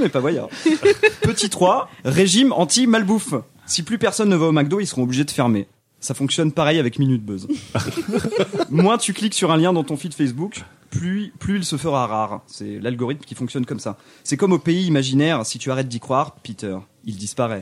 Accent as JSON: {"language": "French", "country": "France", "said": "je suis français."}